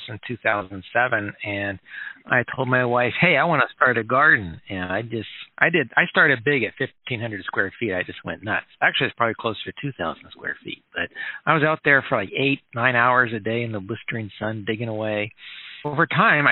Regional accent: Minnesota, United States; moved away as an adult; also born or lived in Oklahoma City, Oklahoma / Evansville, Indiana / Ohio; now in Lincoln, United States; my family moved up to Minnesota, and I was there through high school

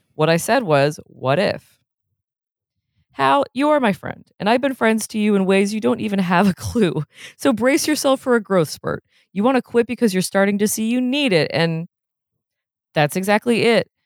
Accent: New England, United States; I'm from New England

